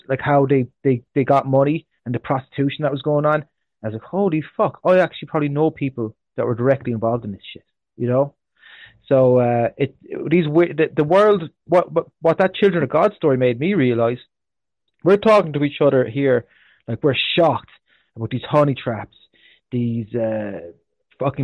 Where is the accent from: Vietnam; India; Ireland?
Ireland; moved away; also born or lived in Australia; I'm raised Irish, but I'm international